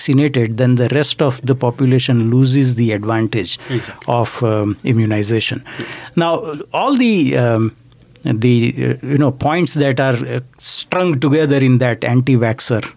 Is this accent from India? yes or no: yes; India; now in Canada; when I grew up in India